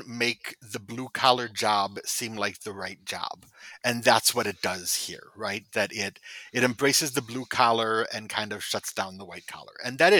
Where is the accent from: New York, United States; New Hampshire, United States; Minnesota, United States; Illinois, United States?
Illinois, United States; Chicago; My hometown hero here.